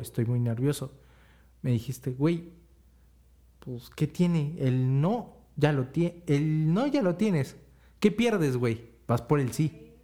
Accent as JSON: {"language": "Spanish", "town": "Tepatitlán de Morelos", "region": "Jalisco", "country": "Mexico", "said": "soy de Tepa"}